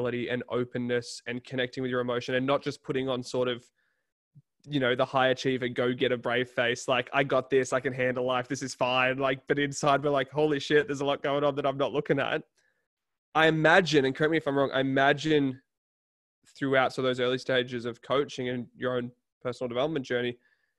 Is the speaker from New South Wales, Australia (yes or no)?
yes; Newcastle, New South Wales, Australia; I'm from Newcastle